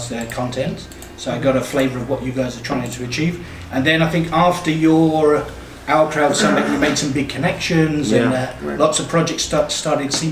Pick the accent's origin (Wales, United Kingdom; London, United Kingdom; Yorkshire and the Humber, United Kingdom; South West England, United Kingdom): London, United Kingdom; moved away as an adult; also born or lived in Tel Aviv; now in Jerusalem, Israel; From London, England. Been in Jerusalem just over 2 years